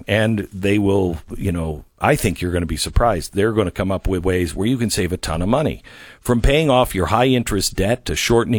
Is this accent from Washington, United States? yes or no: yes; Seattle, Washington, United States; also born or lived in Phoenix; I grew up in Seattle where it's like 65 and you're like, oh my gosh, it's so hot today.